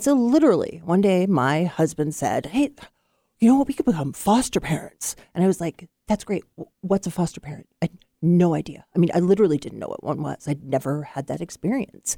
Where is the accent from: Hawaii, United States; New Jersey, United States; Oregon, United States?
Oregon, United States; Portland; also born or lived in Womack, Oregon; I was born in Portland, and we lived in Womack